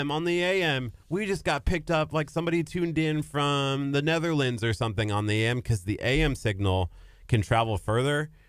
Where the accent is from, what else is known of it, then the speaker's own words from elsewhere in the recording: Lexington, Nebraska, United States; growing up, speaking of FM and AM, I the radio station in my hometown it's called KRVN, and it was like for farmers.